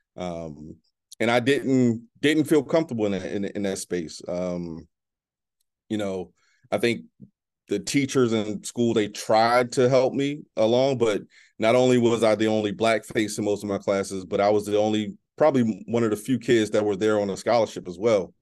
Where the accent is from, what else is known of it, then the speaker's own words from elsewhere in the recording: Baltimore, Maryland, United States; moved away as an adult; also born or lived in Exton, Pennsylvania; I'm originally from Baltimore, as I mentioned before. Um, my mom was a single parent